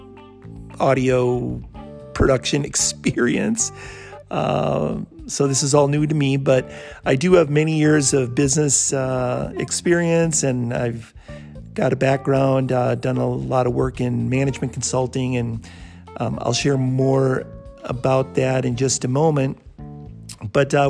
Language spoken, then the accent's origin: English; Bloomington, Minnesota, United States; moved away as an adult; also born or lived in San Diego; I'm from the Twin Cities area, grew up in Bloomington, went to high school at John F. Kennedy